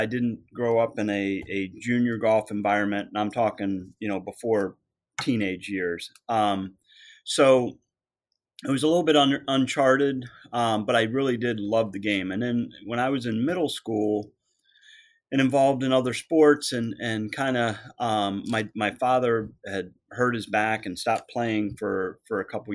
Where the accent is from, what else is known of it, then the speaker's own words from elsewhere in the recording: Vienna, Virginia, United States; Westwood Country Club, which was in my hometown of Vienna